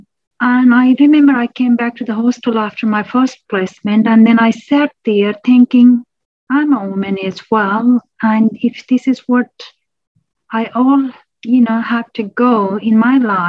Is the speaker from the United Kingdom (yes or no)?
no; Nepal; moved away as an adult; now in Australia; originally born and grew up in Nepal, not my children, myself, then moved to Australia 2002 on and off, and then I started living here from 2009.